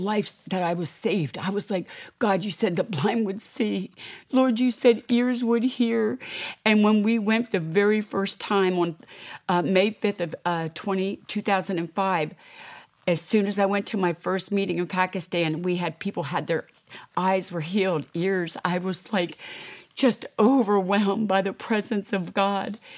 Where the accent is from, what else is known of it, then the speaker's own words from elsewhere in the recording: United States; I am an American